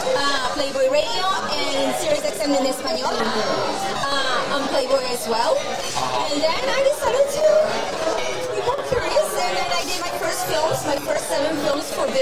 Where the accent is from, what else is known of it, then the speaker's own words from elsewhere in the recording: Chengdu, Sichuan, China; English is a second language; moved away as an adult; now in United States; It's from my hometown, Chengdu.